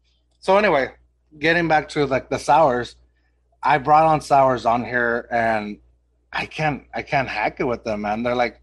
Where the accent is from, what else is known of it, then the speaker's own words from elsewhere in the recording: Austin, Texas, United States; So I grew up in Austin